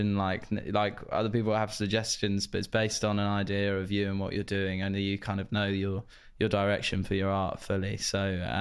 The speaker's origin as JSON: {"language": "English", "town": "Cheshunt", "region": "East of England", "country": "United Kingdom", "tie": "born or raised there", "said": "my hometown, Cheshunt"}